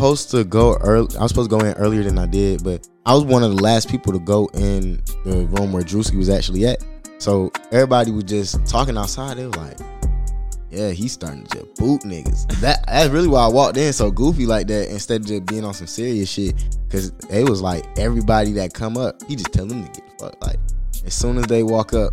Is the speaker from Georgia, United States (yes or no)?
yes; Atlanta, Georgia, United States; also born or lived in Smyrna, Georgia / South Fulton County, Georgia; I'm from Atlanta